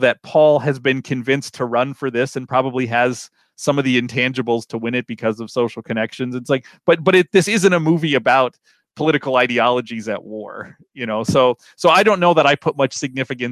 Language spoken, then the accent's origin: English; Midwest, United States; as a Midwesterner